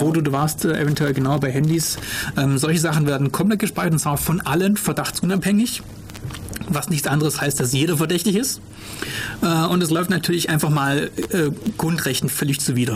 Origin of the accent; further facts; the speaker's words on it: Germany; bei uns in Deutschland hier